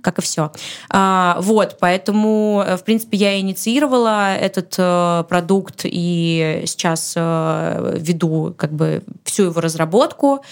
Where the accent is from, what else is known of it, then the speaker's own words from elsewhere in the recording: Saint Petersburg, Russia; я родилась в Петербурге